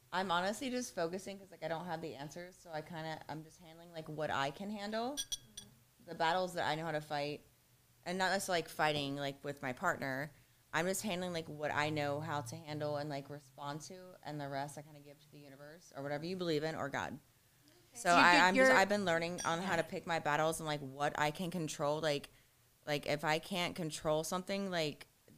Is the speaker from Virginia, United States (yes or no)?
no; Ohio, United States; now in Fort Lauderdale, United States; I'm from Ohio.